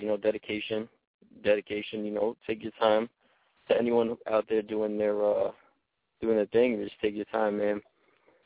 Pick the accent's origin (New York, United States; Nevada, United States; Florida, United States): New York, United States; Yonkers; I'm from Yonkers, New York, 914